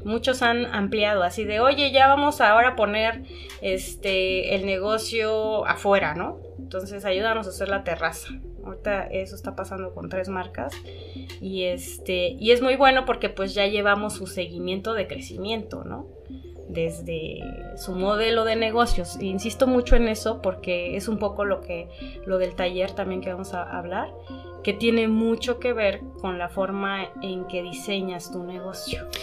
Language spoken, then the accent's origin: Spanish; Oaxaca, Mexico; como oaxaqueños